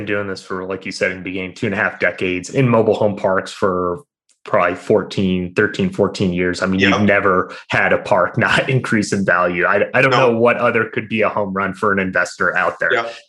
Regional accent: Albany, New York, United States; I'm from Albany

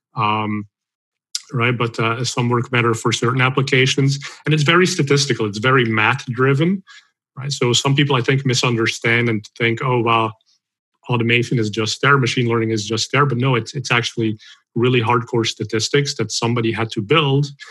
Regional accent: Belgium; moved away; I'm originally from Belgium, so I speak Dutch

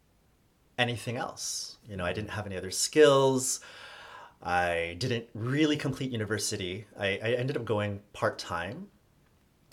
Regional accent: Toronto, Ontario, Canada; moved away as an adult; also born or lived in Hong Kong / United States; I'm from Toronto

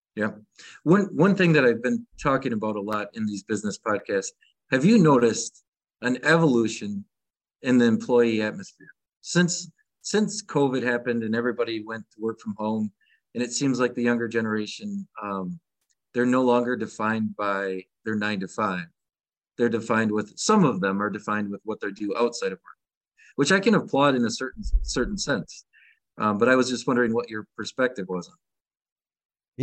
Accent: Michigan, United States; I'm from Michigan

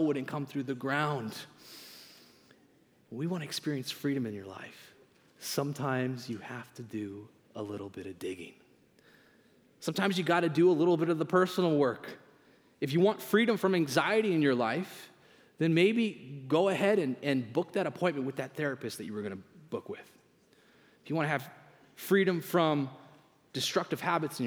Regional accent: Canada; moved away as an adult; now in United States; I'm a proud Canadian

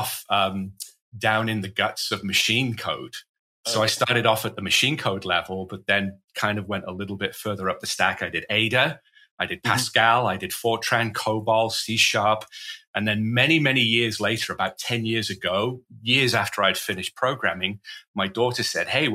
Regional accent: Wales, United Kingdom; moved away; I'm from Wales originally, born and bred in Wales.

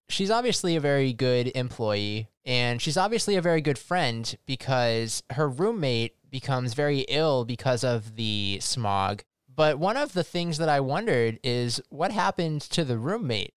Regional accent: United States; As an American

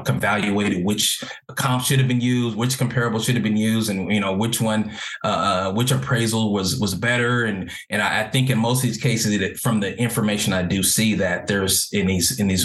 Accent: Los Angeles, California, United States; also born or lived in Carson, California / Orange County, California; growing up in Los Angeles, most of my life, my formative years, I was mostly around Black people

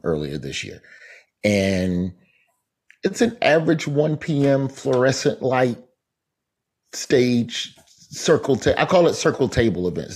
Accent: Birmingham, Alabama, United States; moved away; also born or lived in Tallahassee; Birmingham, my hometown

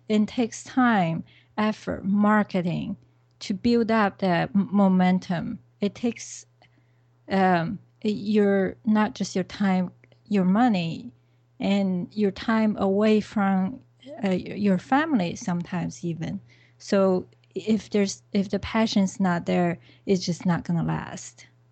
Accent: China; moved away; I came from China originally

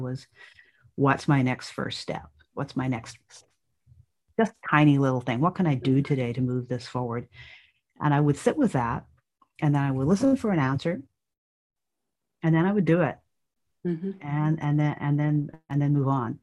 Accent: Ireland; moved away; When I was a child growing up in Ireland

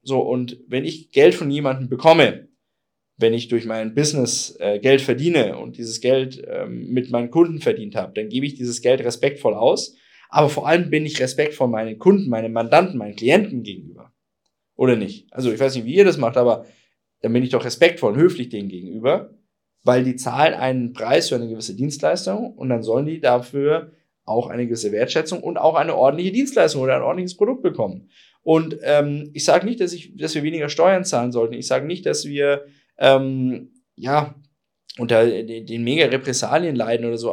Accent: Bavaria, Germany; bei uns in Bayern

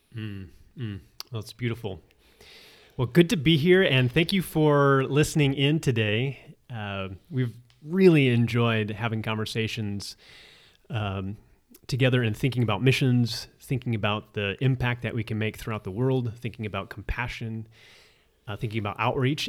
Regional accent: Arizona, United States; I'm from Arizona

